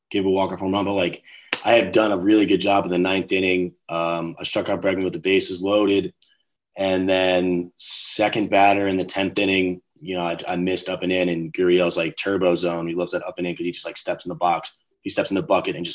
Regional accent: New York, United States; also born or lived in Brooklyn; I'm from New York

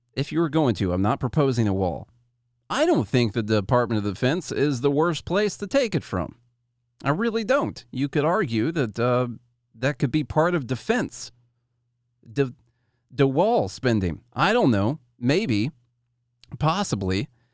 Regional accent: Illinois, United States; I'm from Illinois

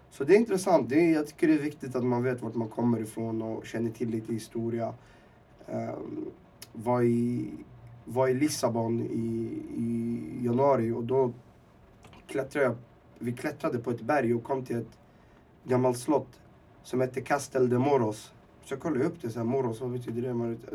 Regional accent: Temsamane, Oriental, Morocco; jag är från Timsemen heter det. Ehm, uppe i Rifbergen och, och jag är en del av, av ett folk. Eller vad man ska säga. Vi, vi är mezirer.

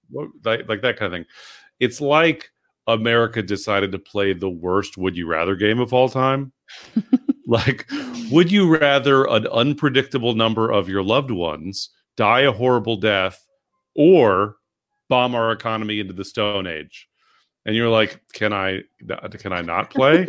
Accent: San Francisco, California, United States; growing up in San Francisco, like, you know, like I like I was at pride parades as

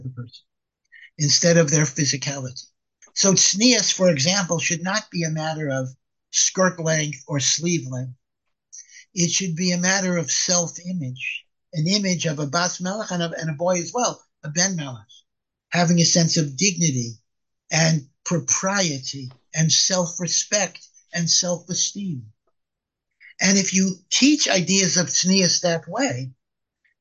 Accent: Hartford, Connecticut, United States; I grew up in Hartford, Connecticut

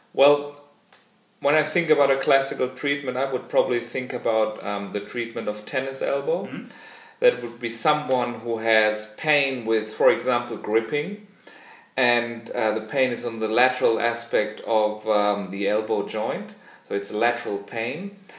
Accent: Germany; also born or lived in Australia; I'm a physiotherapist from Germany

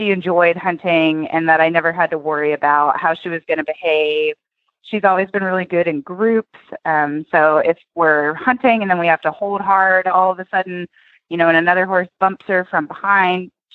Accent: Tennessee, United States; now in Oklahoma, United States; I grew up in Tennessee

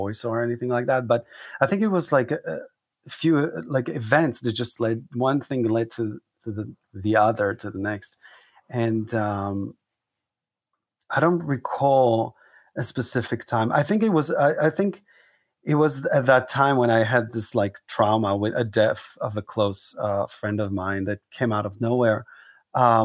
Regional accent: Israel; moved away as an adult; also born or lived in Southern United States; now in New York, United States; I was born an Israeli boy and suddenly I'm trying to become an American

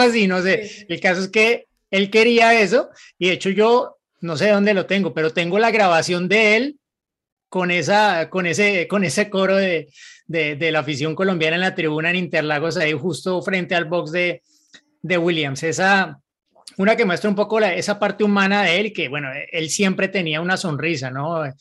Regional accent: Mexico City, Mexico; now in Germany; soy de la Ciudad de México pero actualmente vivo en Alemania

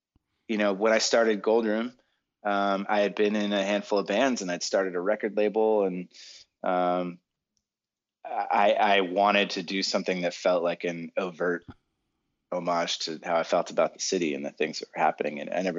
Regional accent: Boston, Massachusetts, United States; now in California, United States; You know, when I moved, I'm from Boston, maybe a typical masshole. I don't know. I was very, very stressed out every time I drove here for the first couple of years.

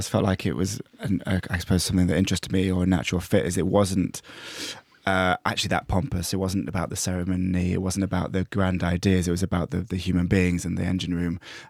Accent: East Midlands, United Kingdom; In fact, it feels like people can sign that stuff to history, but actually the last person to be killed in my villag

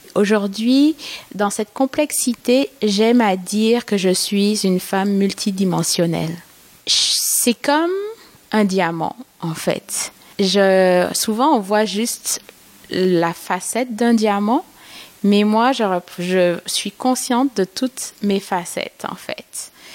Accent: Martinique; moved away as an adult; now in Montreal, Canada; Parce que j'ai immigré au Québec il y a sept ans. Et j'adore mon pays. je viens de la Martinique

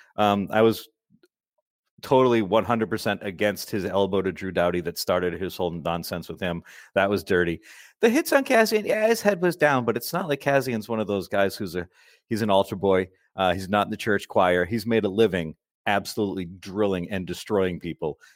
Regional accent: Massachusetts, United States; I'm from Massachusetts and we all speak like complete idiot Neanderthals here.

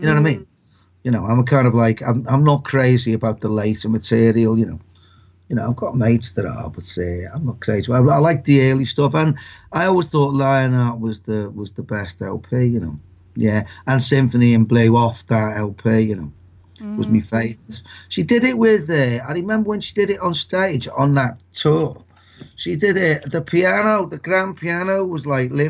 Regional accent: Liverpool, North West England, United Kingdom; I'm from Liverpool, yeah, I am from Liverpool

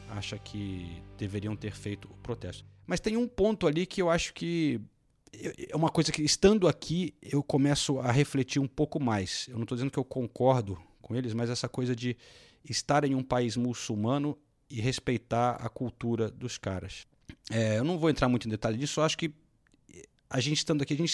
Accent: United Kingdom; Eu sou do Reino Unido, posso dar minha opinião, a minha opinião apenas

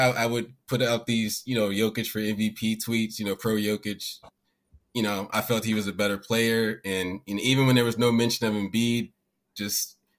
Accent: Maryland, United States; I'm from Maryland.

